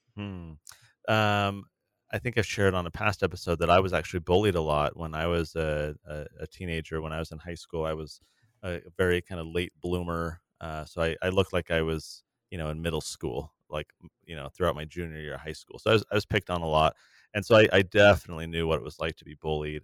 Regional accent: San Diego, California, United States; I grew up in San Diego in the nineties, eighties and nineties

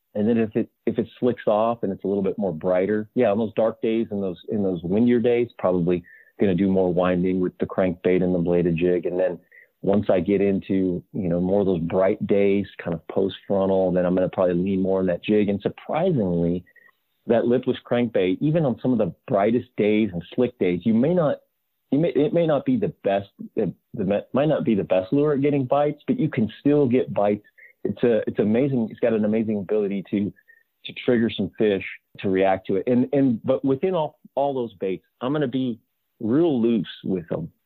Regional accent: Southern California, United States; growing up in Southern California

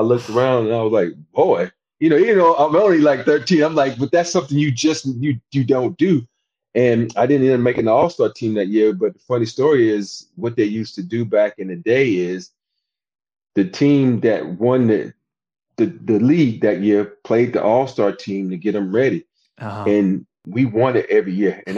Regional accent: Andalusia, Alabama, United States; moved away as an adult; I grew up in a small town called Andalusia, Alabama

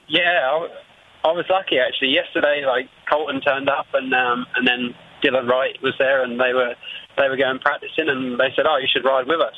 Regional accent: England, United Kingdom; we're English

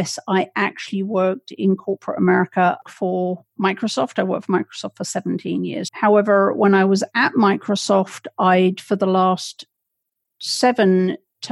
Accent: England, United Kingdom; now in Connecticut, United States; I was raised in England

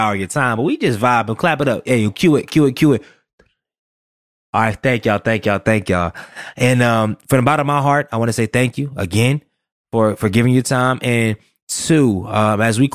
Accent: Durham, North Carolina, United States; also born or lived in Chesapeake, Virginia; I'm from Durham

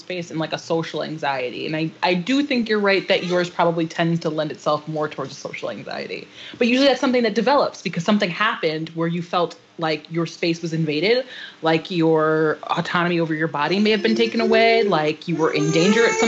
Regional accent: Waterbury, Connecticut, United States; we grew up in Waterbury

